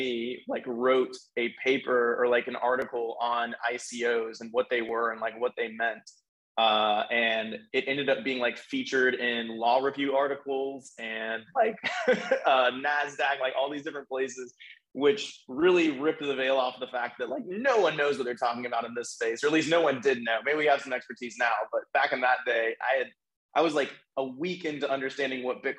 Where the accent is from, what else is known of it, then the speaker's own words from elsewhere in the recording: Nashville, Tennessee, United States; I was from Nashville where our headquarters are